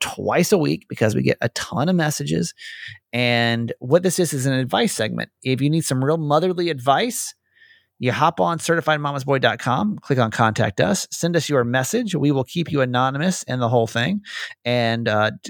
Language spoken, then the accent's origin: English; Norcross, Georgia, United States; I'm originally from Norcross